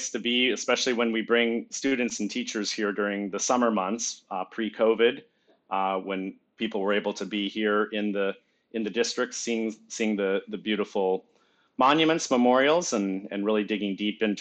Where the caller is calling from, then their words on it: Virginia, United States; Northern Virginia, the Bill of Rights Institute has our offices here. It's also where I reside. It's uh, just across the Potomac River from Washington, D.C.